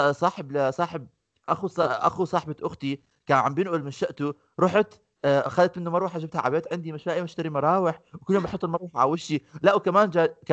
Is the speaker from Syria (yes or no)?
no; Amman, Amman Governorate, Jordan; احنا الشارع عندنا بعمان اذا بتمرق فيه بدون مطب بتحكي هذا الشارع مش نافع